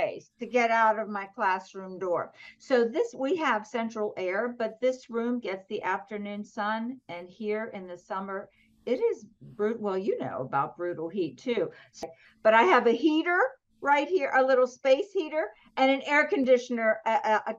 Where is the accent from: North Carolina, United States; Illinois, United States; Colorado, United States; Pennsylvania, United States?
Pennsylvania, United States; southwestern; now in Atlanta, United States; I grew up in a small town in southwestern Pennsylvania.